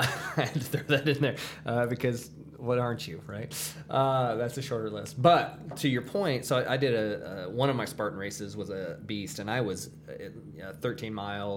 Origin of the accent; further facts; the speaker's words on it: Indiana, United States; I'm from Indiana